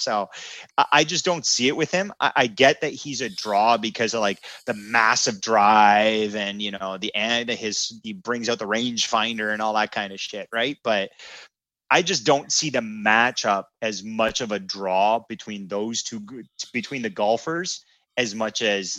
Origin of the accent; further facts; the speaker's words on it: Canada; And I know we're hockey centric. We're Canadian boys. We love it.